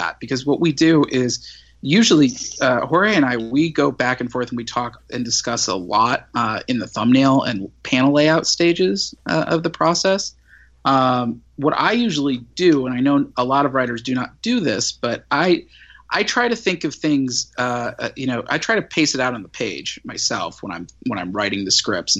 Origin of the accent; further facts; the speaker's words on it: St. Louis, Missouri, United States; I grew up in St. Louis in the 90s.